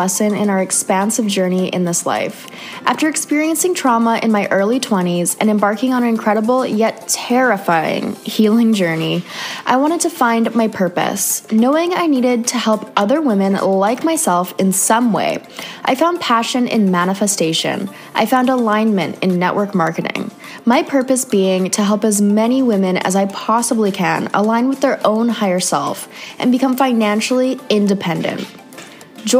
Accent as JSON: {"language": "English", "country": "Canada", "moved": "yes", "said": "another Canadian girl"}